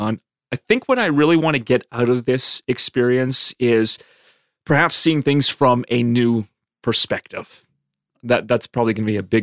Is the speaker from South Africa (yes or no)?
no; Lethbridge, Alberta, Canada; now in Medicine Hat, Canada; growing up in Lethbridge